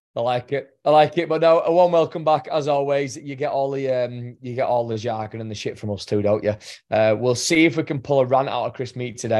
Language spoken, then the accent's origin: English; England, United Kingdom; I'm English